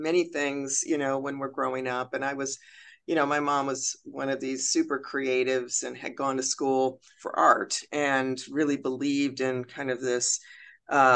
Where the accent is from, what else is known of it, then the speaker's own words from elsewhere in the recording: Chicago, Illinois, United States; I'm from Chicago